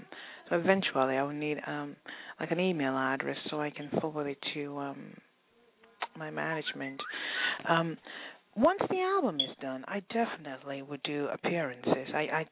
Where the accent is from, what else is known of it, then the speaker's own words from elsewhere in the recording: England, United Kingdom; But in all the areas that I grew up in England, they played good soul music.